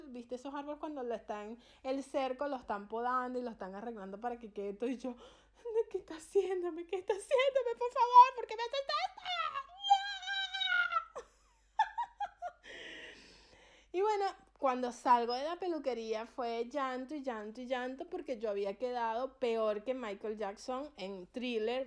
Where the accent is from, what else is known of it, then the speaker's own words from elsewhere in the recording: Venezuela; now in Argentina; yo soy venezolana y en mi país